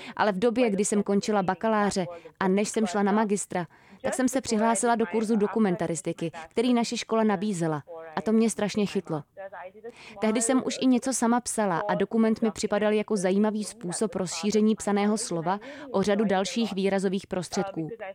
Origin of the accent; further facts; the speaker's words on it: India; also born or lived in Mumbai; u nás v Indii